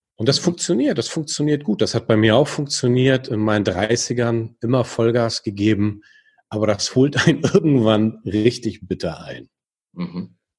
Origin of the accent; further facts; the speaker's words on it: Germany; als Deutsche